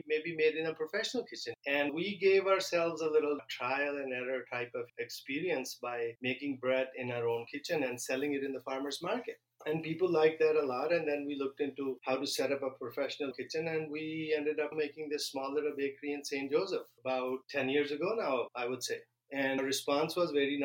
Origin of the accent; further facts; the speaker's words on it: Pakistan; also born or lived in Illinois; now in Minnesota, United States; where I grew up in Pakistan